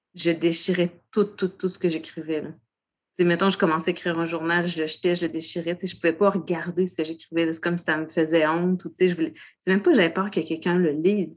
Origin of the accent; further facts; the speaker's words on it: Château-Richer, Quebec, Canada; J'ai grandi sur la côte de Beaupré, à Château-Richer.